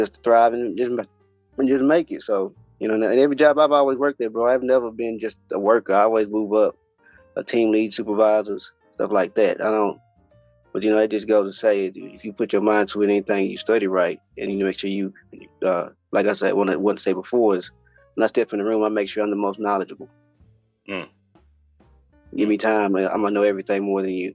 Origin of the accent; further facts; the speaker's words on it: Fort Worth, Texas, United States; also born or lived in Houston, Texas; I'm from born and raised in Fort Worth, Texas.